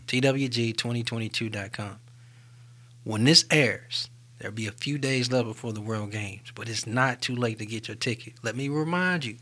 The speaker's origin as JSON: {"language": "English", "town": "Birmingham", "region": "Alabama", "country": "United States", "tie": "born or raised there", "said": "what makes me so Birmingham is growing up in North Birmingham."}